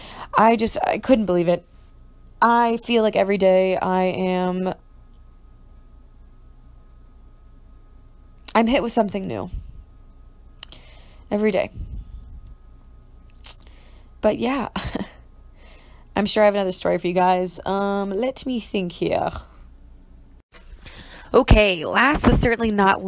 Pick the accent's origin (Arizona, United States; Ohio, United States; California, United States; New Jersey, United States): Ohio, United States; moved away as an adult; also born or lived in New York; I'm from Ohio